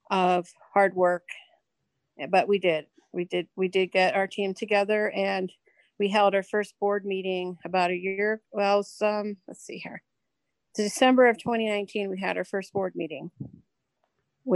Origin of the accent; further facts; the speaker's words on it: Pennsylvania, United States; now in Denver, United States; I'm originally from Pennsylvania